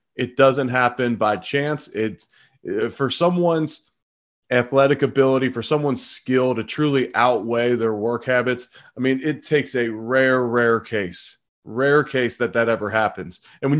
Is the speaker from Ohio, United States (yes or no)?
yes; Cincinnati, Ohio, United States; I'm originally from Cincinnati.